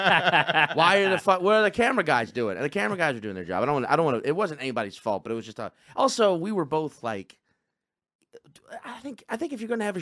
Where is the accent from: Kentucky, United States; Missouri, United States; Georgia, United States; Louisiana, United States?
Louisiana, United States; Slidell; also born or lived in Chalmette, Louisiana; I grew up in Slidell, Louisiana